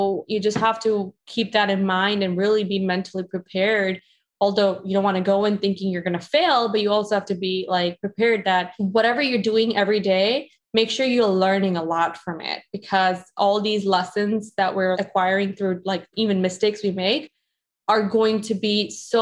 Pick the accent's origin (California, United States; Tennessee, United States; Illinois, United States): Illinois, United States; Chicago; I grew up in Chicago